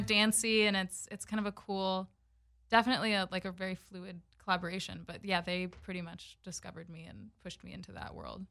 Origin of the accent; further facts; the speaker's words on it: Los Angeles, California, United States; Born and raised in LA, and my mom is Canadian